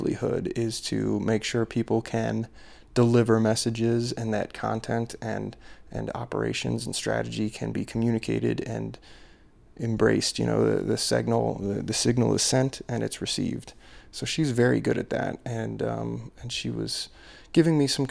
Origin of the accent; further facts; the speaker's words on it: Ellicott City, Maryland, United States; moved away; My hometown, my old hometown of Ellicott City, Maryland